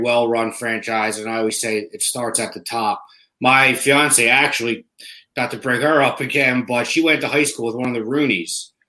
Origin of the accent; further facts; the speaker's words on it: Cherry Hill, New Jersey, United States; also born or lived in South Philadelphia, Pennsylvania; I was born in South Philly. My whole family was born and raised there. But I was raised in Cherry Hill.